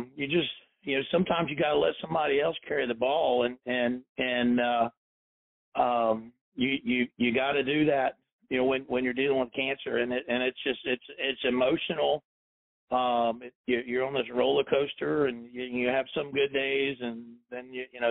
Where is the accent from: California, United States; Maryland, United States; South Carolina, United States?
South Carolina, United States; moved away; also born or lived in Chattanooga, Tennessee; I grew up in South Carolina, I was born near Chattanooga, Tennessee, and all my family is in this area